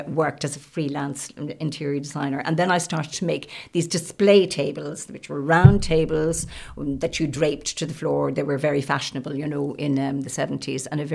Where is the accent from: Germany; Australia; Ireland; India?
Ireland; County Louth; moved away as an adult; also born or lived in Limerick / Dublin; I was originally from County Louth and back in County Louth now